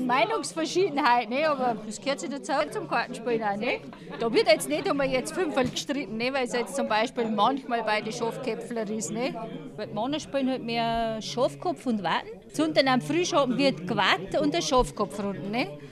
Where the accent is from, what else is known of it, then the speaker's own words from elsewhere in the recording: Wülting, Bavaria, Germany; moved away as an adult; now in Waffenbrunn, Germany; ich komme aus Wülting und bei mir daheim ist es so das Familienspiel